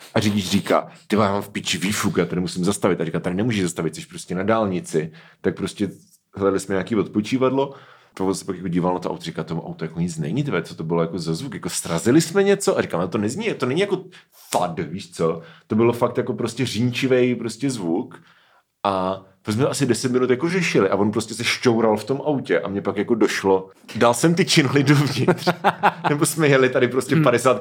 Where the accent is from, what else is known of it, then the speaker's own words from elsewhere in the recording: Hřebečsko, Pardubice Region, Czechia; u nás na Hřebečsku